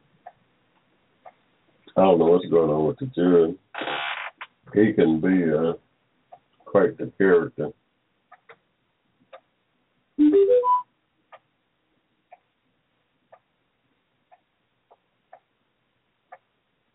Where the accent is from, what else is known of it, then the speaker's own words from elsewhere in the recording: Georgia, United States; also born or lived in Barberton, Ohio; I was born here in Georgia in 1945 in the middle of a cotton field